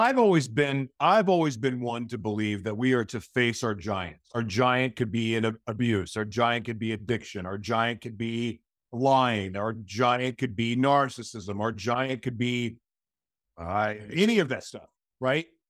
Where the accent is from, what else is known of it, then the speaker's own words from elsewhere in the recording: Oklahoma, United States; now in Minnesota, United States; I grew up in Oklahoma, which is in the middle of the United States, but most of my life I've lived in beach cities.